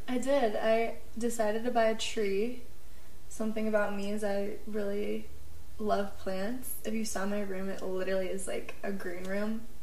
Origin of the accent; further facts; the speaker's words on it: Midwest, United States; moved away as an adult; now in Colorado, United States; I grew up in the Midwest and I am a Midwesterner